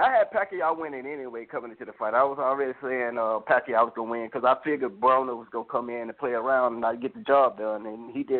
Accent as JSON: {"language": "English", "region": "Alabama", "country": "United States", "moved": "as an adult", "lives_now": "California, United States", "said": "I'm from Bama"}